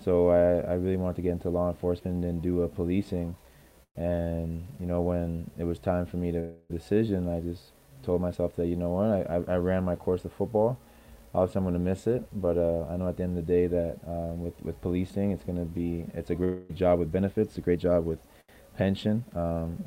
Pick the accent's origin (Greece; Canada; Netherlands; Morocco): Canada; also born or lived in Alabama, United States; a Canadian high school graduate